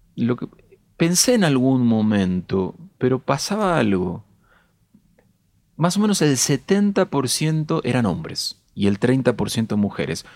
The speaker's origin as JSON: {"language": "Spanish", "town": "Castelar", "region": "Buenos Aires Province", "country": "Argentina", "said": "Soy de Castelar"}